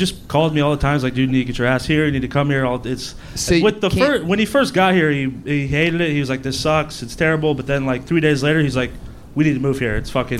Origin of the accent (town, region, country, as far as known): Orlando, Florida, United States